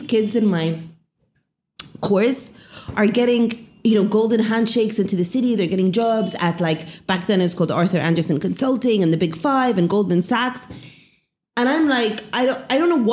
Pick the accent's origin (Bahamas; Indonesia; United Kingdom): United Kingdom; England; moved away as an adult; now in Cairo, Egypt; born in England, grew up in England, graduated from England